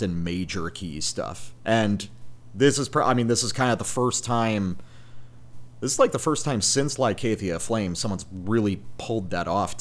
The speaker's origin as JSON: {"language": "English", "region": "the South", "country": "United States", "tie": "born or raised there", "said": "me growing up in the South"}